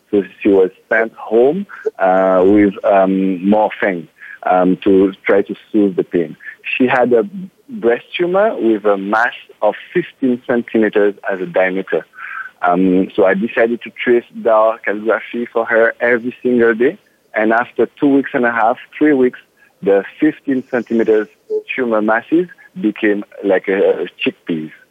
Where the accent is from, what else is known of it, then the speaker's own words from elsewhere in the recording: French Caribbean, France; now in Toronto, Canada; I'm French from the French Caribbean, and I live in Toronto, Canada.